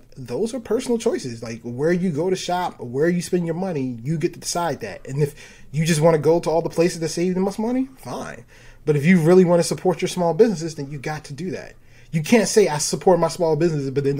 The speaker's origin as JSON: {"language": "English", "town": "Baltimore", "region": "Maryland", "country": "United States", "said": "I'm from Baltimore"}